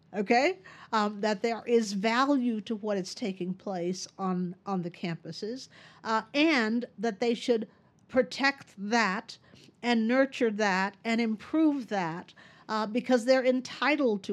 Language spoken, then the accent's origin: English; Texas, United States; moved away; I, uh, moved back to my home state of Texas